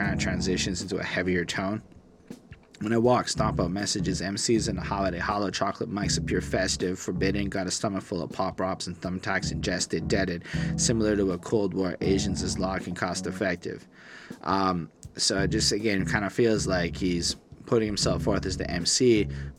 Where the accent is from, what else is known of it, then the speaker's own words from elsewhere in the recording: Canada; as a Canadian